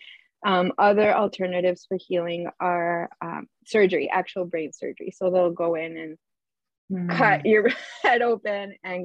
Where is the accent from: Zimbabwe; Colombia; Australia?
Colombia; moved away as an adult; now in Canada; I'm was born and raised in Colombia. And I came to Canada